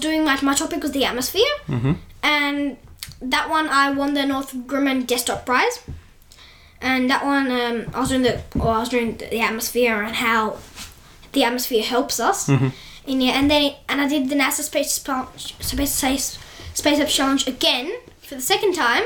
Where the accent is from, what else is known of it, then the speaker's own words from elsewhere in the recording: Adelaide, South Australia, Australia; I was born and raised in Adelaide